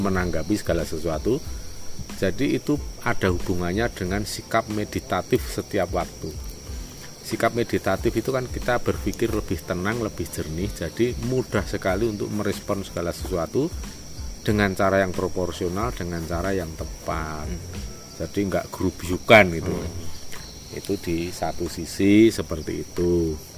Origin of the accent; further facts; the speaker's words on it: Java, Indonesia; kita sendiri itu sebagai orang Jawa yang nguri-uri karifan lokal atau lokal wisdom